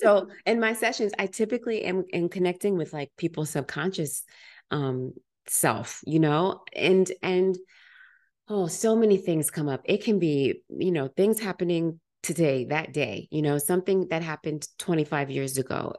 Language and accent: English; United States; I'm African American, generations removed from Africa